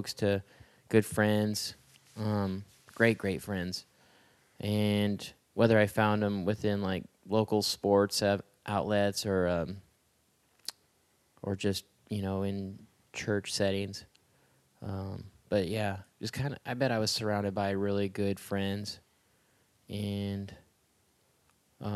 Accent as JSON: {"language": "English", "region": "Southern California", "country": "United States", "tie": "born or raised there", "said": "I was born and reared in Southern California"}